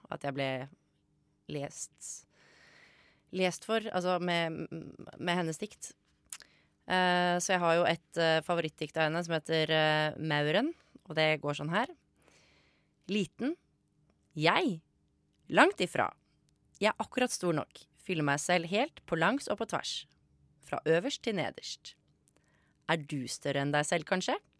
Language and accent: Norwegian; Bærum, Akershus, Norway; jeg er fra Bærum